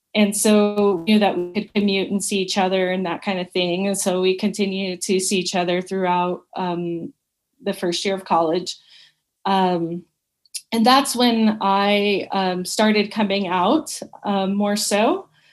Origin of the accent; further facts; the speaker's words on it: Dallas, Texas, United States; also born or lived in Georgetown, Texas; I was born and raised in Dallas, Texas, and I lived there until I graduated